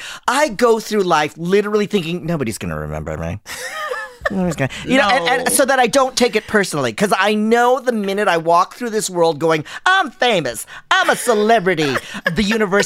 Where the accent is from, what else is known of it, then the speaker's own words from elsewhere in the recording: Philippines; we took a Filipino selfie all together because we're all Filipino.